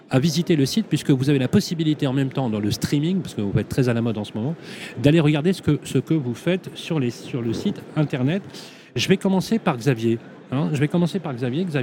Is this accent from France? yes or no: no; Belgium; also born or lived in Brussels; Oui, je suis belge.